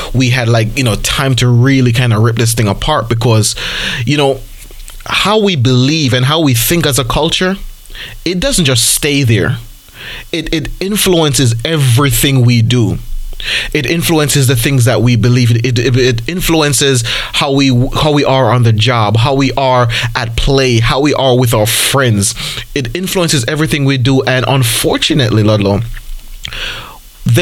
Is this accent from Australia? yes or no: no; Jamaica; I'm Jamaican